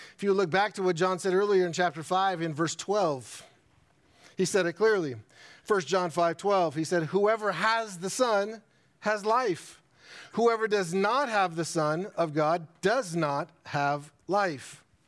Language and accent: English; United States; as American Christians and being in an American society